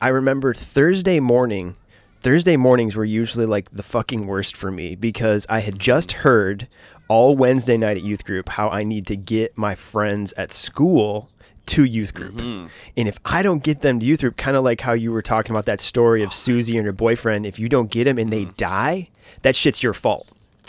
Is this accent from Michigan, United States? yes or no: yes; Michigan, United States; I grew up in Michigan, growing up in Michigan.